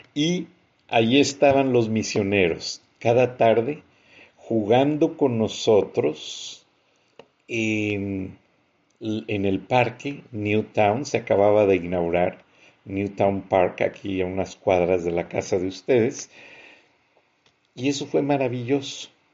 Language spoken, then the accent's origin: Spanish; Mexico; nosotros como mexicanos